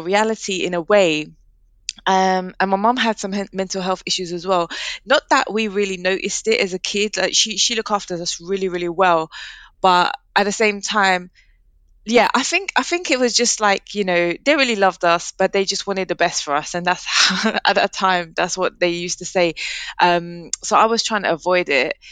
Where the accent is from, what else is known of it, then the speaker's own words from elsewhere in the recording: London, United Kingdom; I grew up in Leighton, which is East London